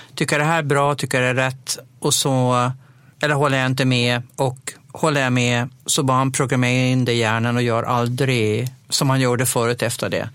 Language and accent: Swedish; Dalhem, Gotland, Sweden; under mina tonår, när jag nog bodde kvar hemma i Dalem